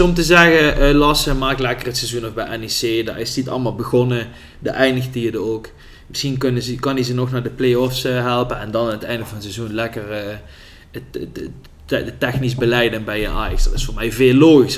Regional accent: Netherlands; wij, vooral als Nederlanders

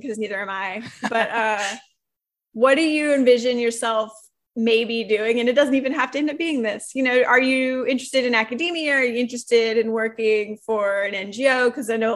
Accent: Louisiana, United States; I'm from Louisiana and I know the coast

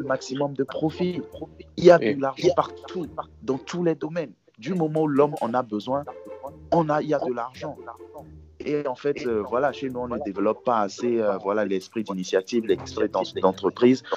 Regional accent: Togo; je suis togolais, togolais et fier

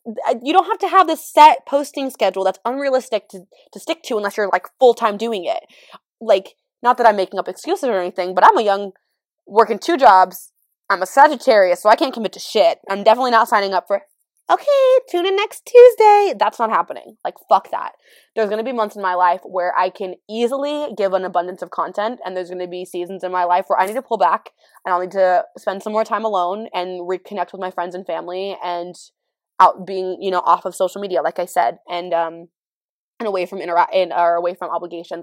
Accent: California, United States; I'm from California.

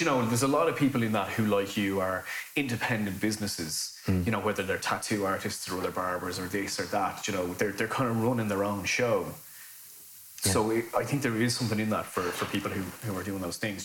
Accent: Lusk, Leinster, Ireland; growing up in Dublin, right? And this is how I speak.

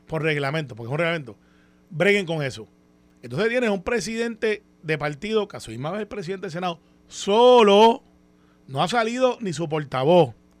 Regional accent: Guaynabo, Puerto Rico; en el campo en Santa Rosa de Guaynabo o Cantagallo de donde yo soy

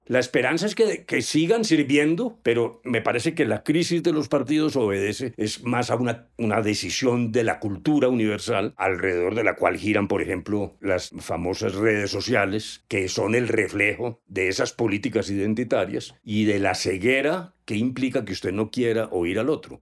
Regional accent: Colombia

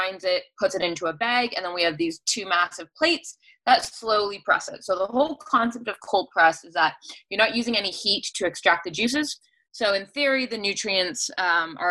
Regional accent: Cambridge, Ontario, Canada; I was born and raised in Galt

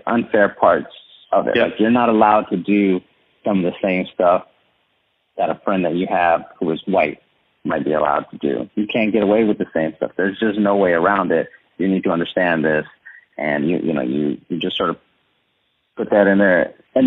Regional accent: San Antonio, Texas, United States; I'm from San Antonio

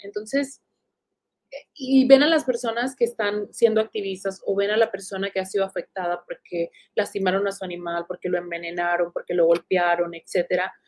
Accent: Tijuana, Baja California, Mexico; yo me crié en Tijuana y crecí en Tijuana

